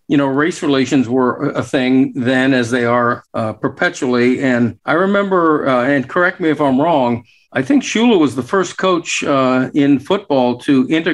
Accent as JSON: {"language": "English", "town": "Fort Lauderdale", "region": "Florida", "country": "United States", "tie": "born or raised there", "said": "I grew up in South Florida, the Fort Lauderdale area."}